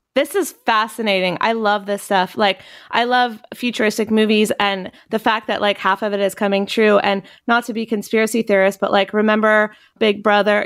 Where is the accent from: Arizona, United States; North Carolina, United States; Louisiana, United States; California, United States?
North Carolina, United States; Chapel Hill; moved away; my hometown. Well, I'm from Chapel Hill, North Carolina